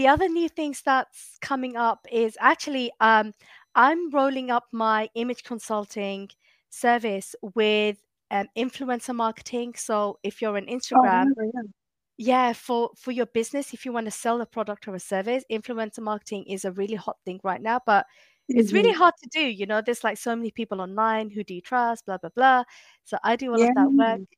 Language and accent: English; London, United Kingdom; moved away as an adult; now in Massachusetts, United States; I'm from East London, so like just right on Stratford.